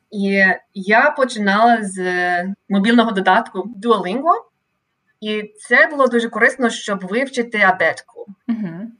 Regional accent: Sacramento, California, United States; Ukrainian is a second language; also born or lived in Monterey, California / Indiana / Ireland / Ukraine; я родом е, з Каліфорнії, місто Сакраменто. Це невелике місто, але Сакраменто це столиця Каліфорнії. Е, і я я зараз досі живу е, у своєму рідному місті, але кілька разів у житті я переїжджала.

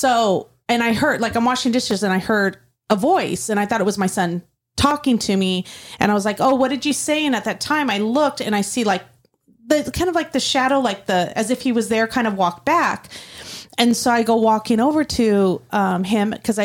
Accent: Oklahoma, United States; I'm from Oklahoma.

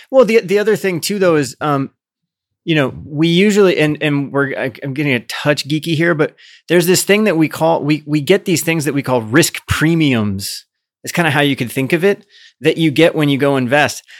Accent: Midwest, United States; I grew up in the Midwest, so I grew up in a place where, like, Democrats not dare run when I was growing up as a kid

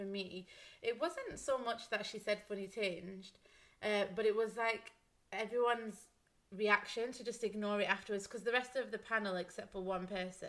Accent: United Kingdom; we're British

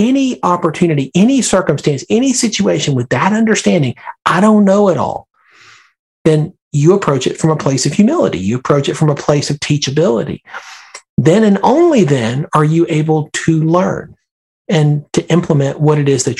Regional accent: Birmingham, Alabama, United States; now in Northern Virginia, United States; I grew up in Birmingham, Alabama

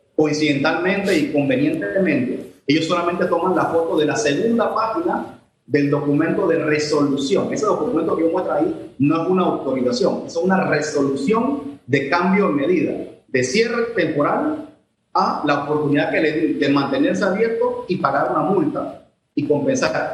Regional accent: Panama; como ciudadano, como ser humano, como panameño

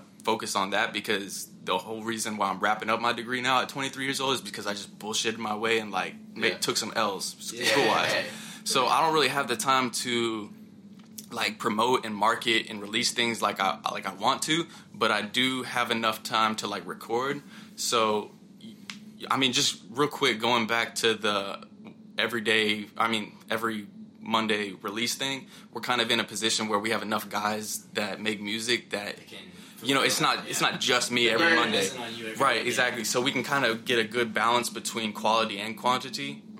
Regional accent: Clayton, North Carolina, United States; And Clayton kind of became a meme in Wilmington because we had so much of us from Clayton

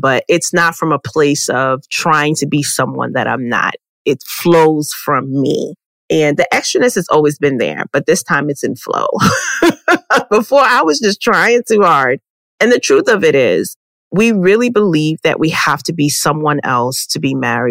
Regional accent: Arlington, Texas, United States; I was born in Arlington, Texas

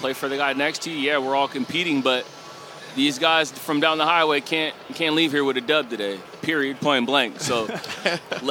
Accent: United States; moved away as an adult; now in Canada; as an American

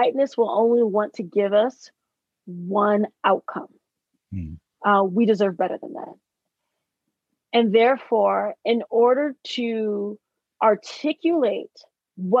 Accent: United States; I learned that I was Black American because I traveled internationally as a teenager. I knew the power of my passport since the age of 14

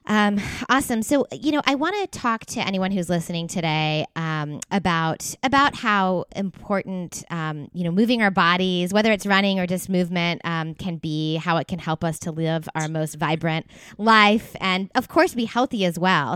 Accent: East Coast, United States; also born or lived in Los Angeles area, California; now in Los Angeles, United States; I live in California. I'm like in the LA area, but I grew up on the East Coast

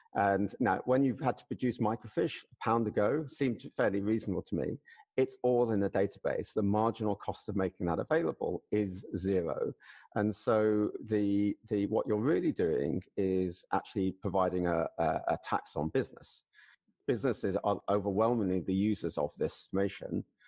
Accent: United Kingdom; as a Brit

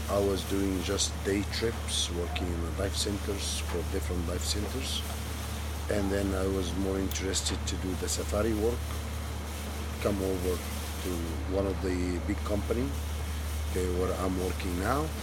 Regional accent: Alexandria, Alexandria Governorate, Egypt; English is a second language; now in Red Sea, Egypt; I'm originally from Alexandria. I'm native Egyptian, originally from Alexandria. I moved to the Red Sea in 1998.

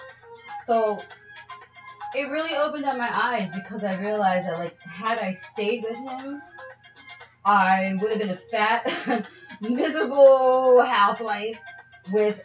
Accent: New York City, New York, United States; I come from New York City

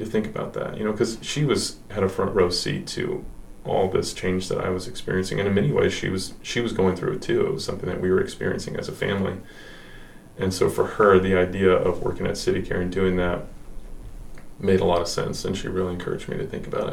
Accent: Broken Arrow, Oklahoma, United States; moved away as an adult; now in Oklahoma City, United States; I grew up in Broken Arrow, Oklahoma

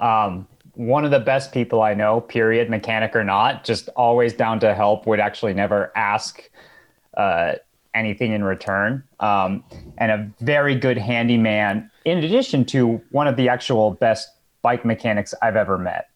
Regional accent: Boulder, Colorado, United States; moved away as an adult; now in Santa Rosa, United States; one of the few that were born and raised in Boulder

